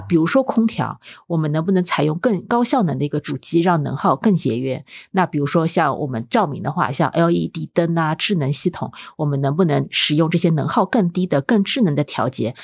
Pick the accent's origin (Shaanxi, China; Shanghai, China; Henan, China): Shanghai, China; 我们上海小时候